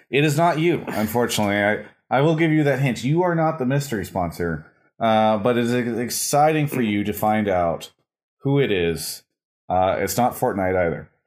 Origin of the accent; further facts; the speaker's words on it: Dallas, Texas, United States; I'm from Dallas. Dallas, Texas.